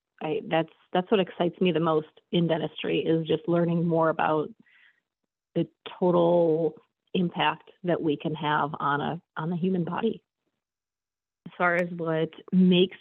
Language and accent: English; Chicago, Illinois, United States; I am from Chicago